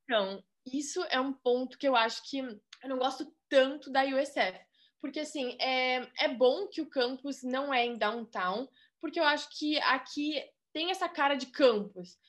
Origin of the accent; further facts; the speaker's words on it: Rio Grande do Sul, Brazil; moved away as an adult; also born or lived in Florida, United States; now in Tampa, United States; sou gaúcha e estudo na University of South Florida